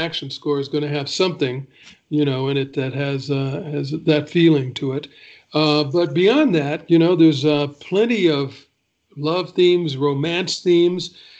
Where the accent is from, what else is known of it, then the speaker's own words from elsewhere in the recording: Chattanooga, Tennessee, United States; moved away as an adult; also born or lived in Nashville, Tennessee; now in Los Angeles, United States; I'm from Chattanooga, Tennessee. I was born and raised there.